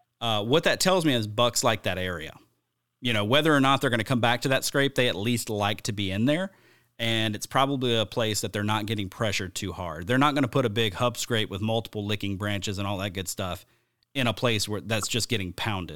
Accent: the South, United States; I grew up hunting in the South

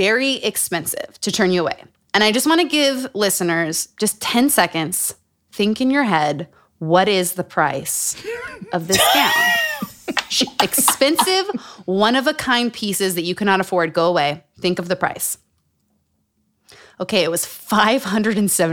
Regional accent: Utah, United States; Growing up in Utah.

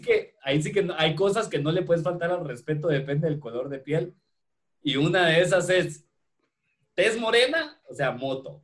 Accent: Guatemala

